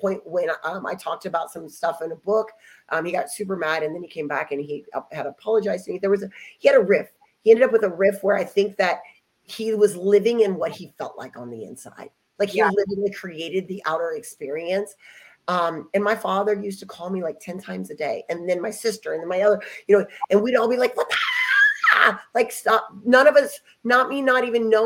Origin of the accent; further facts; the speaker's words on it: Ohio, United States; moved away; also born or lived in Dallas, Texas; I'm there in Ohio, which is my hometown